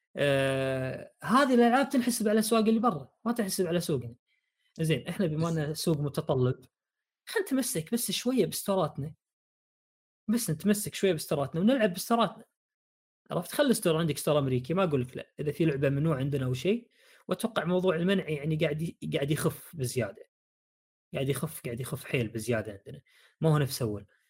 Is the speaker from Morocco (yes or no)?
no; Saudi Arabia; عندنا بالسعوديه